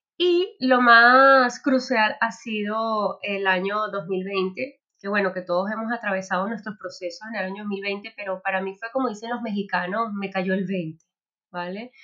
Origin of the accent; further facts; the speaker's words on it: Venezuela; moved away as an adult; now in Spain; yo soy venezolana, pero bueno, hace seis años, eh, digamos, me reinventé en otro país, en España